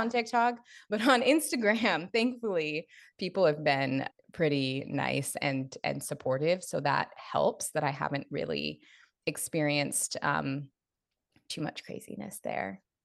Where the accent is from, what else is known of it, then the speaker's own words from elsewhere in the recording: Seattle, Washington, United States; moved away as an adult; now in Los Angeles, United States; I was born, raised in Seattle, spent all of my twenties in Seattle, and then moved to L A right after I turned thirty